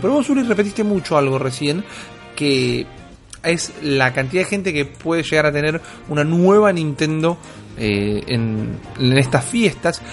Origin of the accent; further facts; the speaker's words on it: Buenos Aires, Argentina; soy un pichi de Villurquiza